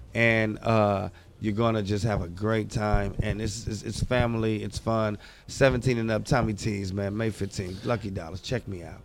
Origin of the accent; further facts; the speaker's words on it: Oakland, California, United States; I'm from Oakland, California